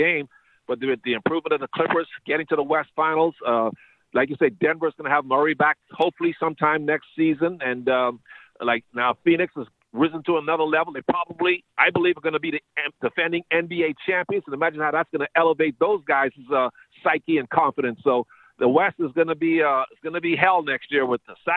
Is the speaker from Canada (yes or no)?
no; Bahamas; moved away; growing up in the Bahamas